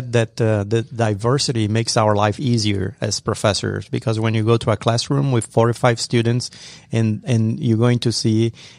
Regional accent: Brazil; English is a second language; Like Everest was telling him, I'm from Brazil.

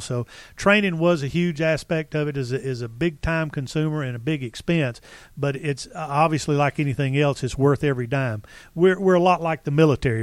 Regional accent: Marietta, Georgia, United States; I was born and raised in Marietta, Georgia

